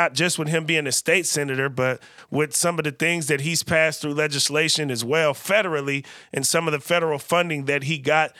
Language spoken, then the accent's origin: English; California, United States; now in Portland, United States; from a place where I feel like we're pretty culturally in tune and definitely very diverse as well, growing up in the Bay Area where Portland lacks a little bit some of that diversity